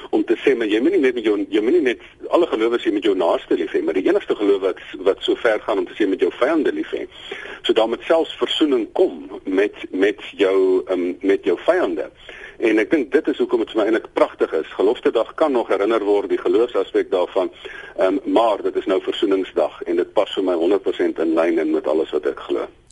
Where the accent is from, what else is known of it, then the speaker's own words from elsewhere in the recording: South Africa; ons as Suid-Afrikaners